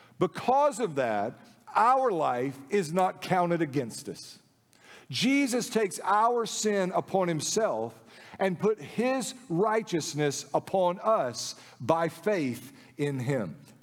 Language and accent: English; the South, United States; Yeah, but I grew up in the Bible Belt South, Baptist Haven.